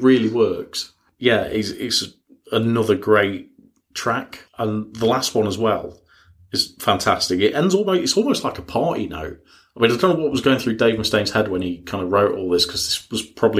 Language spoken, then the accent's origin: English; United Kingdom; we're British